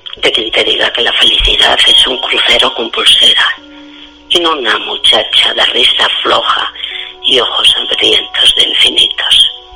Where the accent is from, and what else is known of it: Pamplona, Navarre, Spain; now in Canary Islands, Spain